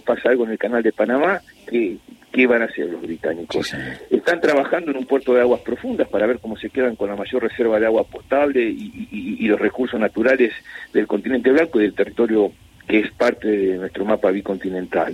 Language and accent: Spanish; Argentina